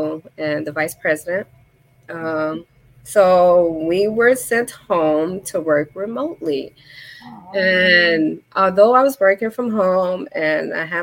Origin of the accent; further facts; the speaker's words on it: Chicago, Illinois, United States; I am from Chicago, born and raised in Humboldt Park